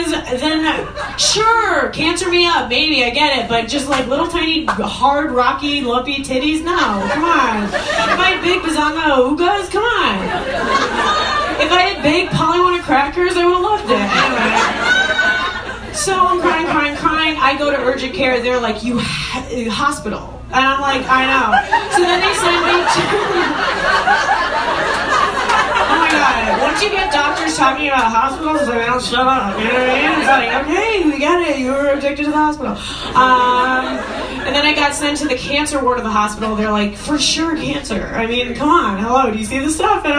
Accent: Long Island, New York, United States; I'm a Jew from Long Island

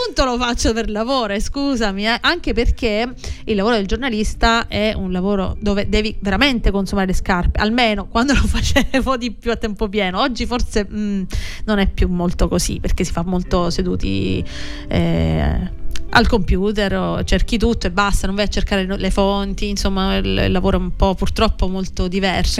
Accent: Palazzolo Acreide, Sicily, Italy; moved away as an adult; now in Rome, Italy; Sono mm, palazzolese, appunto vengo da Palazzola Creide in provincia di Siracusa

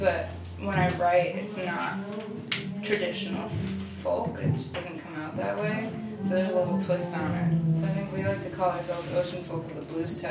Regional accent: Switzerland; moved away; I was born in Switzerland

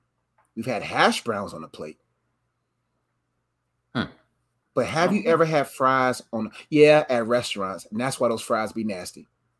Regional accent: the South, United States; And we're Southern boys.

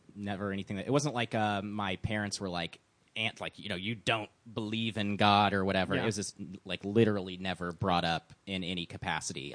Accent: Oklahoma City, Oklahoma, United States; also born or lived in Buffalo, New York; I grew up in Oklahoma City.

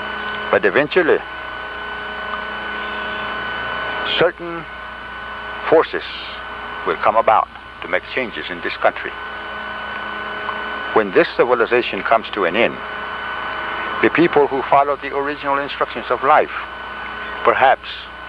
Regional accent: United States; We're going to approach him as American Indians, having our culture, having our identity, having our spiritual beliefs as we have.

